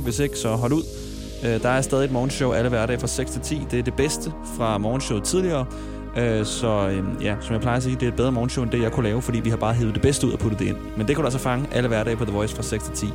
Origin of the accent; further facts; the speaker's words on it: Ballerup, Capital Region of Denmark, Denmark; jeg er omkring fra Ballerup